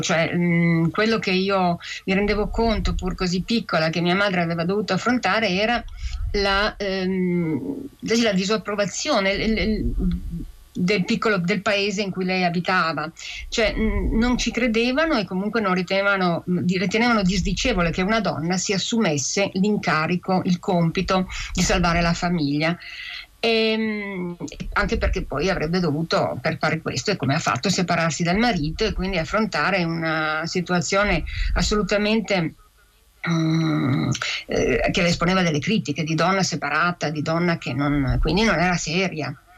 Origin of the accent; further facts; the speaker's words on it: Piedmont, Italy; mia madre è cresciuta in una cultura e in una lingua, che era il nostro dialetto piemontese